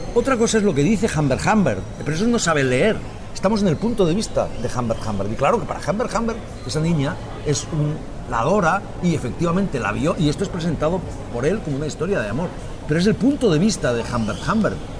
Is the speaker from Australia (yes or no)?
no; Spain; now in Catalonia, Spain; los españoles también pensamos